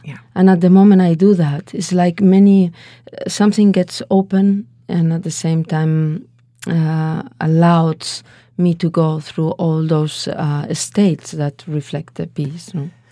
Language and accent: English; Valencia, Valencian Community, Spain; English is a second language; I was born in Valencia. It's a little bit uh, middle south in Spain on the coast